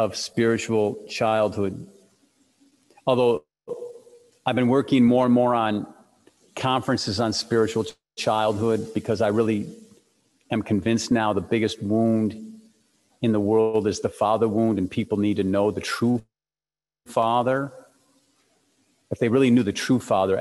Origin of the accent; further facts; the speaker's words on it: Detroit, Michigan, United States; I grew up in Detroit